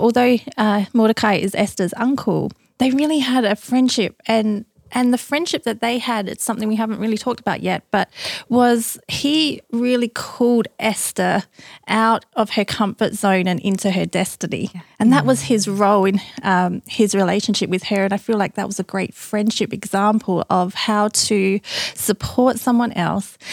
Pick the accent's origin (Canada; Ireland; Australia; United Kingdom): Australia; now in United States; being Australian, living in America